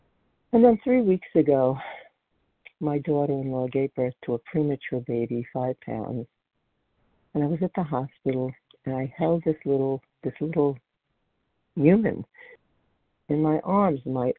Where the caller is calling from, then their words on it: Colchester, Vermont, United States; I'm calling in from Colchester, Vermont.